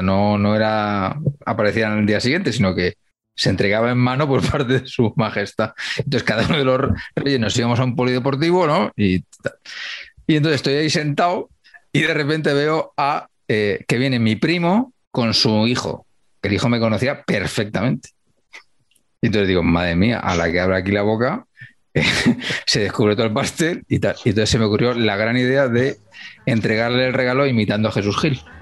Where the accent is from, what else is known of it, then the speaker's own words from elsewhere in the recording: Humanes, Community of Madrid, Spain; de Humanes, de mi pueblo